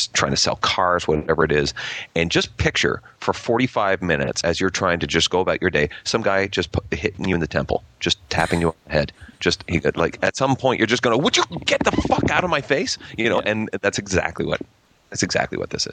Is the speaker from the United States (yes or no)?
no; Gananoque, Ontario, Canada; I'm actually from Gananoque